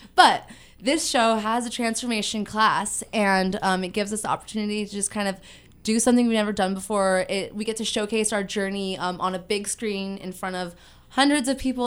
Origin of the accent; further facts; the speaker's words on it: Ventura, California, United States; I am from Ventura, born and raised here